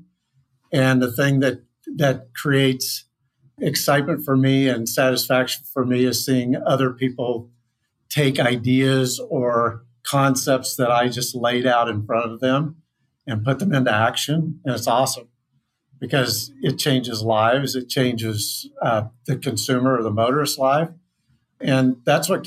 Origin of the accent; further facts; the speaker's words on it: Kansas, United States; I grew up in Kansas